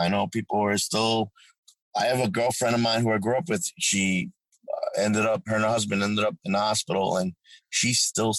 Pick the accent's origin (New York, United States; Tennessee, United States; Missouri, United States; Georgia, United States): New York, United States; Amityville; also born or lived in Manorville, New York; now in Ohio, United States; It just reminds me of where I grew up in Long Island